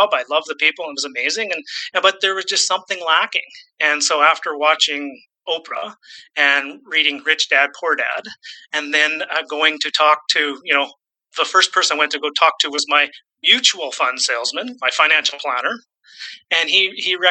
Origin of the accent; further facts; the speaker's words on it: Saskatchewan, Canada; also born or lived in British Columbia; now in Vancouver, Canada; I'm born and raised in Saskatchewan. I do live in British Columbia, just outside of Vancouver at the moment